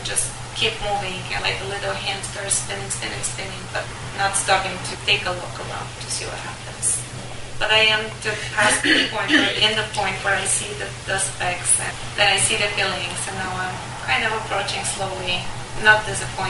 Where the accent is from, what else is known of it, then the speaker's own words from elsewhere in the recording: Bulgaria; moved away; My husband is American, I'm from Bulgaria